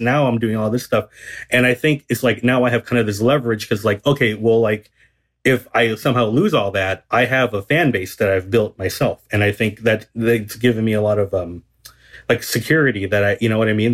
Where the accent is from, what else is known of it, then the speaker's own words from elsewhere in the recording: Garden Grove, California, United States; I grew up in um Garden Grove, which is in Southern California